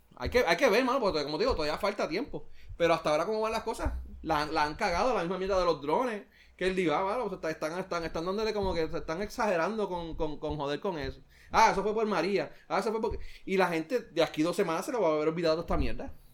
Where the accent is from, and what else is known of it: Puerto Rico